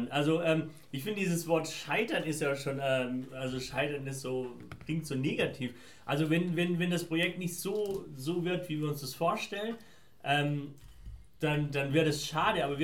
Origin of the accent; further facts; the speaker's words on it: Afghanistan; now in Germany; das Gute, wenn man so zwei unterschiedlichen Kulturen groß geworden ist, so wie ich. Ähm, dass du einmal aus, aus, aus ähm, also ich komme ursprünglich